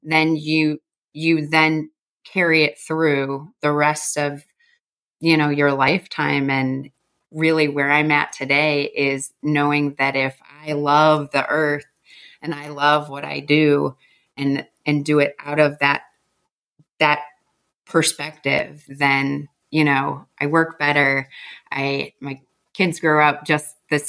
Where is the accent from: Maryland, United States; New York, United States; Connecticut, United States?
New York, United States; Chautauqua County, Western; moved away; also born or lived in Buffalo, New York / Savannah, Georgia / Atlanta, Georgia; I originally come from Western New York, born in Buffalo, raised on a dairy farm south of there in Chautauqua, New York